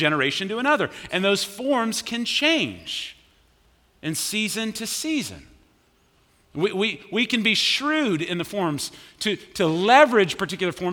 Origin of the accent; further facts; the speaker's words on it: Richardson, Texas, United States; moved away as an adult; I grew up in Richardson